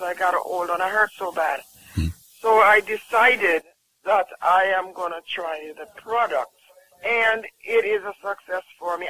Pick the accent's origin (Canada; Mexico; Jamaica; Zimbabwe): Jamaica; I'm from Jamaica